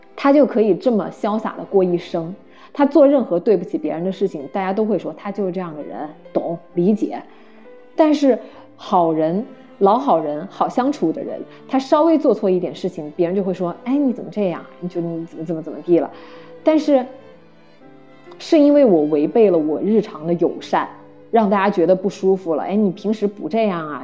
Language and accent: Chinese; China; now in Canada; 我是中国人